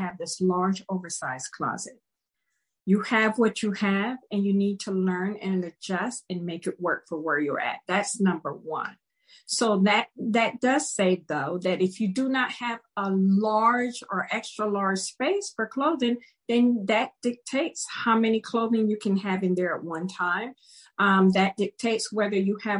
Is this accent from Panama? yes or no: yes; Panama; also born or lived in Maryland, United States; now in United States; I grew up in Panama and I grew up in tropical weather